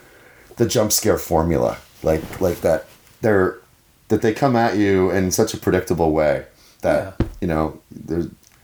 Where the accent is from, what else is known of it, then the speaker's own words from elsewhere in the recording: Sydney, Nova Scotia, Canada; when I was growing up in Sydney